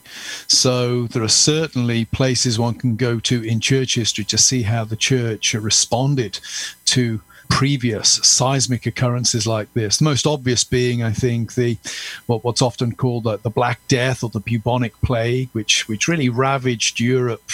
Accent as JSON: {"language": "English", "area": "Gloucestershire", "region": "South West England", "country": "United Kingdom", "tie": "born or raised there", "also_born_or_lived": "Dudley, England / Birmingham, England", "said": "I spent my childhood and youth in Gloucestershire. I went to school there"}